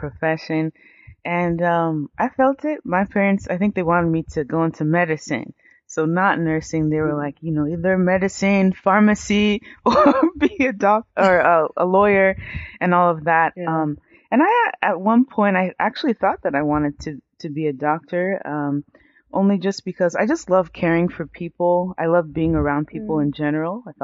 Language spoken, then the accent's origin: English; United States; I was raised in the U.S. I'm first generation American. So my entire family is from Nigeria.